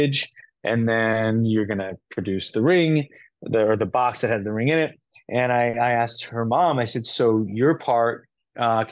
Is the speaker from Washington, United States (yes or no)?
no; Los Angeles, California, United States; Growing up in Los Angeles, you learn Central American Mexican Spanish